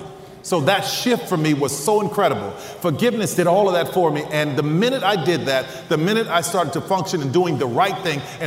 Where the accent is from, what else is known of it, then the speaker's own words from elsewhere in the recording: New Orleans, Louisiana, United States; I'm from New Orleans